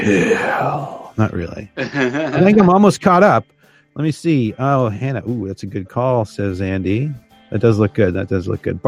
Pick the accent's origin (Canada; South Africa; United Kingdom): Canada; I'm first generation Canadian